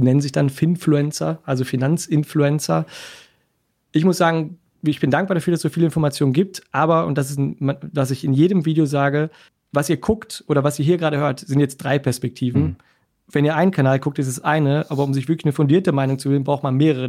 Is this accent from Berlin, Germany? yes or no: no; Essen, North Rhine-Westphalia, Germany; also born or lived in Cologne; Essen ist meine Geburtsstadt. Ich bin Wahlkölner gewesen, jetzt zurück ins Ruhrgebiet gekommen